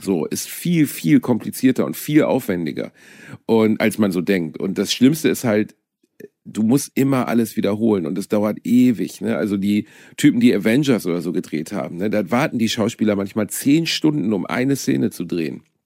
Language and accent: German; Germany; als Deutscher